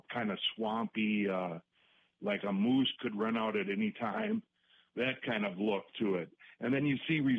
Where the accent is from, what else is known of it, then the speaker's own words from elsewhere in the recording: Minnesota, United States; now in La Crosse, United States; I'm from Minnesota, and for us, it's anything north of Brainerd. It's when you were a kid, you stopped at saw Paul Bunyan the the Dave the Blue Ox in the park in Brainerd